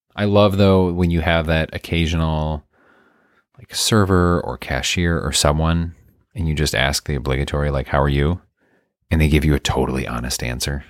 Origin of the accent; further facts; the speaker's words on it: Midwest, United States; I'm from the Midwest